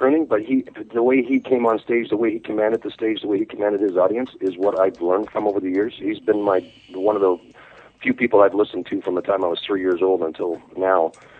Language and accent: English; Vancouver, British Columbia, Canada; I'm from Vancouver, British Columbia, Canada.